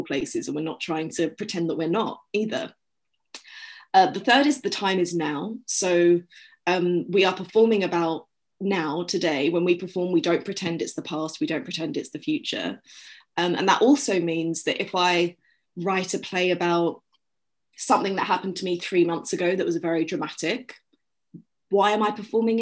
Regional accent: London, United Kingdom; moved away as an adult; also born or lived in New York; I grew up in London. I loved London so much, still

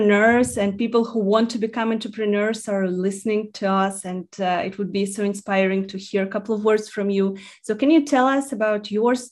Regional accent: Russia; moved away; Originally, I'm from Russia.

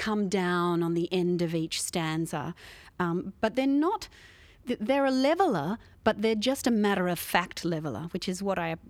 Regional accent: Australia; which as an Australian audience, we might be thinking this is kind of from a foreign land

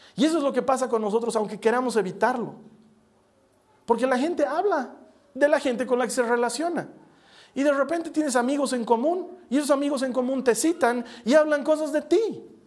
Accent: La Paz, Bolivia; somos de La Paz

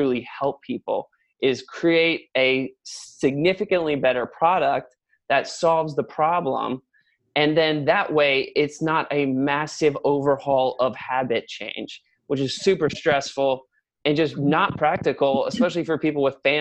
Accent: New Richmond, Ohio, United States; we grew up like in a log home subdivision overlooking the river. a little place called New Richmond, which is like just outside of the city

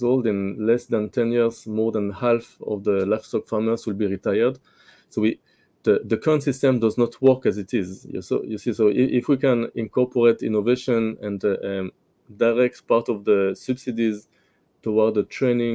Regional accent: France; now in Israel; I grew up in France

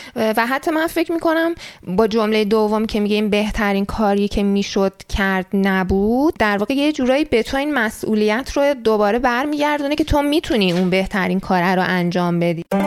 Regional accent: Iran; moved away as an adult; now in Canada; برای ما که تو ایران بزرگ شدیم

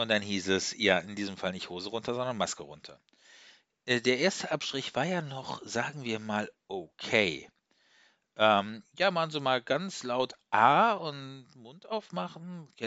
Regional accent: Zug, Switzerland; Habe ich gesagt, ja, ich komme aus der Schweiz, aus Zug.

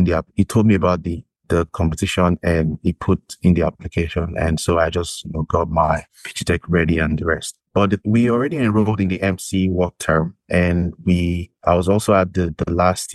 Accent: Nigeria; moved away as an adult; now in Canada; I am from Nigeria originally.

